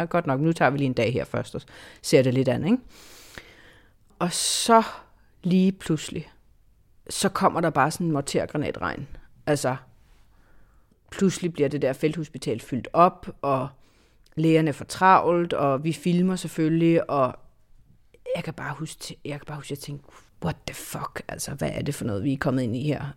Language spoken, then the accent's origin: Danish; Denmark; jeg er journalist, jeg er fra Danmark, vi er fra Dansk Fjernsyn